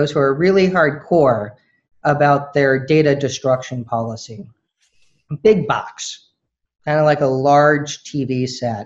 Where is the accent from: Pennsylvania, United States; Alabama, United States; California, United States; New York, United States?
California, United States; the Bay Area; I grew up in the Bay Area.